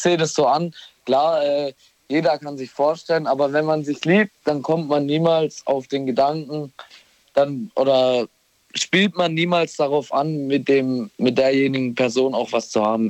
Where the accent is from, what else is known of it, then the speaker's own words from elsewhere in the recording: Bollschweil, Baden-Württemberg, Germany; ich komme aus Bolschweil.